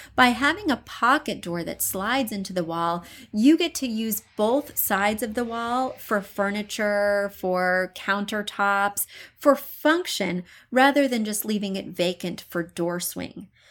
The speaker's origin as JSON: {"language": "English", "town": "Columbia", "region": "Missouri", "country": "United States", "moved": "yes", "said": "I come from Missouri, but not even from a rural area. I'm from an urban, well, Columbia, Missouri, pretty urban part of the state"}